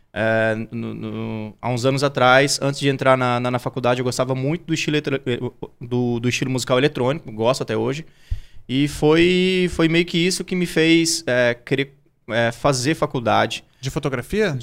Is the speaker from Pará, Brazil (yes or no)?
no; Campo Grande, Mato Grosso do Sul, Brazil; eu sou natural de Campo Grande, Mato Grosso do Sul